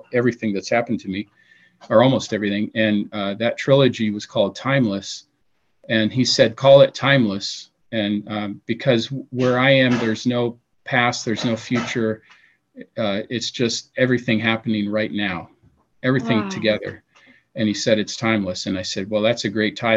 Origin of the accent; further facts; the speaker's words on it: Seattle, Washington, United States; moved away; we're both from Seattle, we grew up together